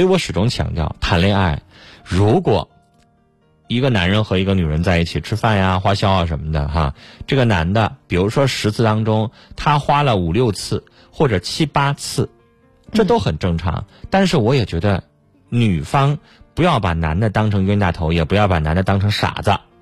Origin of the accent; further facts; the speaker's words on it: Northeast China, China; 我们东北人不经常这样吗